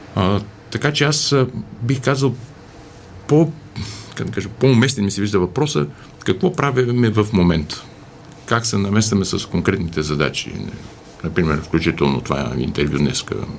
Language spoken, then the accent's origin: Bulgarian; Bulgaria; ние се разпознаваме като българи